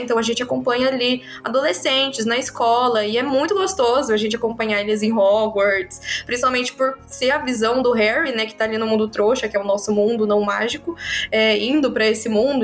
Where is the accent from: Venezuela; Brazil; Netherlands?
Brazil; nós que somos brasileiros